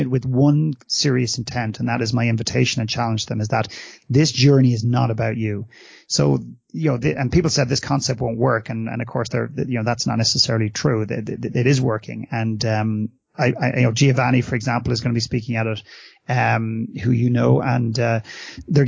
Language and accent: English; Ireland; moved away as an adult; now in Canada; when I was brought up in Ireland, and I walked the corridors of my classrooms